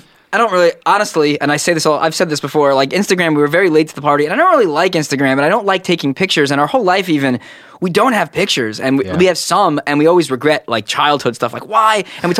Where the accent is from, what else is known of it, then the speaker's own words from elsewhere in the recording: Brooklyn, New York, United States; I was born in the Brooklyn Hospital in a very black neighborhood.